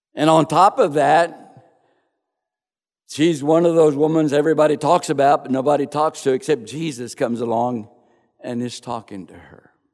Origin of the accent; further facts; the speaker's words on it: Crosbyton, Texas, United States; I was born and raised in Crosbyton, Texas